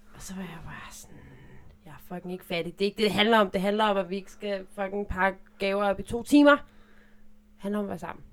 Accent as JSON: {"language": "Danish", "region": "Zealand", "country": "Denmark", "said": "Ja, jeg er fra Sjælland"}